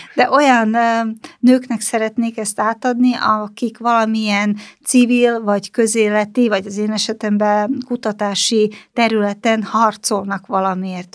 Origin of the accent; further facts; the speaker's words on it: Slovakia; also born or lived in Banská Bystrica, Slovakia; now in Hungary; Csehszlovákiában születtem